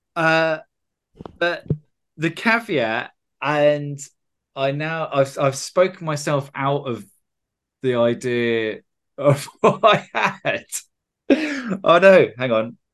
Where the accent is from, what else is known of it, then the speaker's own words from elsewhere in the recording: United Kingdom; I'm a Brit